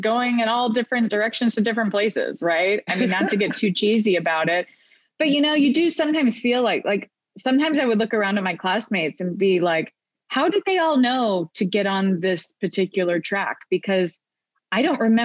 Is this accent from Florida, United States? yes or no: yes; Orlando, Florida, United States; moved away as an adult; also born or lived in New Haven / New York; I moved back to my hometown of Orlando